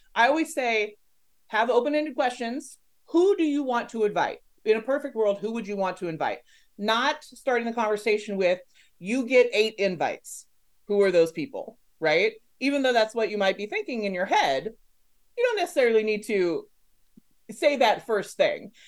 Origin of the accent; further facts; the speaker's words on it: Los Angeles, California, United States; I'm from Los Angeles